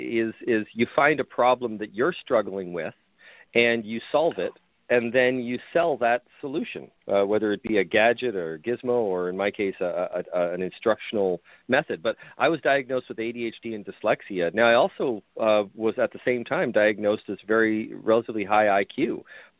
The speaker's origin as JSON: {"language": "English", "country": "Canada", "moved": "yes", "lives_now": "Buffalo, United States", "said": "I'm originally Canadian"}